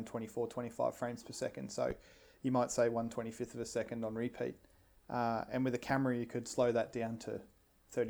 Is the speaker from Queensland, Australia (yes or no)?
yes; Brisbane, Queensland, Australia; growing up as an Australian lad in Brisbane